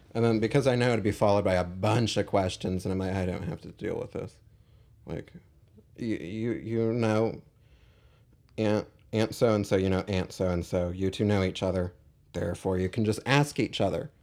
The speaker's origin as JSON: {"language": "English", "town": "Irvine", "region": "California", "country": "United States", "tie": "born or raised there", "said": "I grew up in Irvine"}